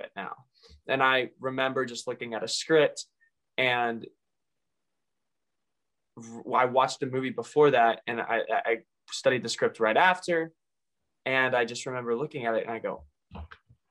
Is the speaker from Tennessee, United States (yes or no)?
yes; Mount Juliet, Tennessee, United States; I grew up here in Mount Juliet pretty much all my life.